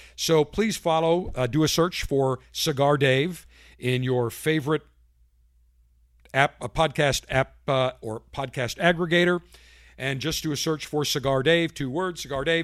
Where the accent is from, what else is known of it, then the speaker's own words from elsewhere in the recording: Buffalo, New York, United States; my hometown of Buffalo, New York